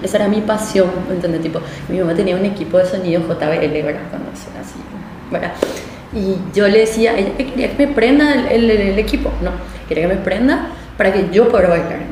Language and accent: Spanish; Villa Elisa, Central, Paraguay; moved away as an adult; now in Asunción, Paraguay; yo realmente nací en Asunción, o sea, viví en esa zona donde estaba antes, que era la casa de mi abuela, ¿verdad? Entonces yo vivía ahí, viví hasta los 5 años, después me mudé a Villa Elisa